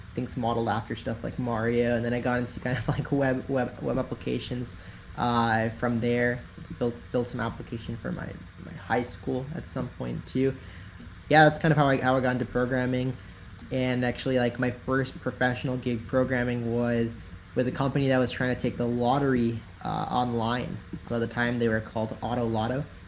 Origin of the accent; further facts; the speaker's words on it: Tennessee, United States; now in San Francisco, United States; I'm from Tennessee, so I'm from from the southeast.